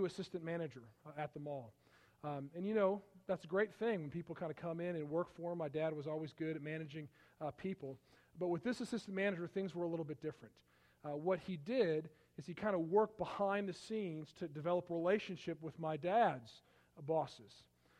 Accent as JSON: {"language": "English", "town": "Palatine", "region": "Illinois", "country": "United States", "tie": "born or raised there", "also_born_or_lived": "Michigan / Iowa / Wisconsin", "said": "I grew up outside of Chicago"}